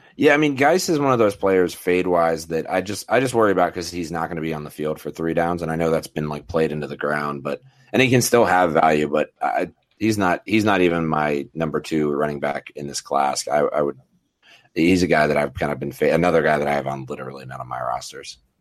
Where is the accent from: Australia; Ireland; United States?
United States; Denver, Colorado; my hometown crew